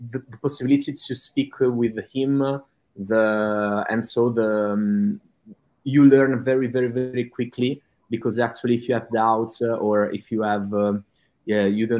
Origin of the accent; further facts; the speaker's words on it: Italy; English is a second language; I'm from Italy and I live in Italy